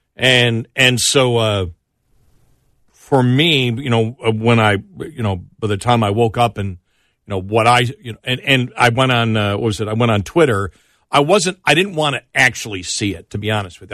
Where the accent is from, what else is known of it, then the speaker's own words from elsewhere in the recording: Buffalo, New York, United States; I'm from Buffalo and a fan